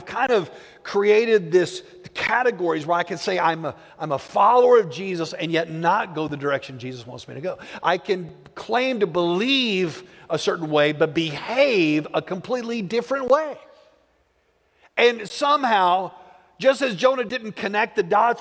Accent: Plainview, United States; I grew up in Plainview

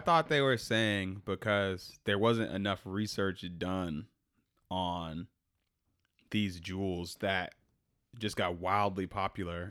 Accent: United States; I'm American

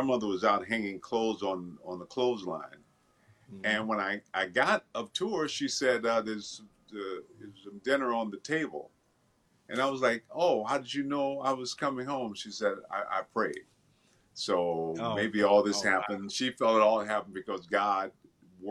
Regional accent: Benton Harbor, Michigan, United States; I grew up in Michigan, a town called Benton Harbor, Michigan

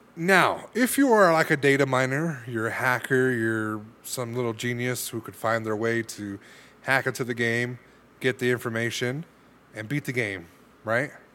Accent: California, United States; I'm from California

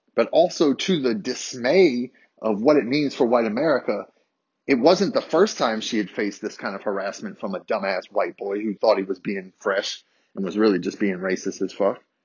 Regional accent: Harrisonburg, Virginia, United States; I grew up in Harrisonburg, a majority white city, small city

